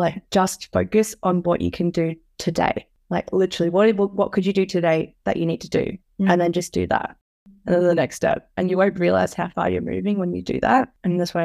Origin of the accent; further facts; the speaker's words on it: Melbourne, Victoria, Australia; moved away as an adult; now in Queensland, Australia; I grew up in Melbourne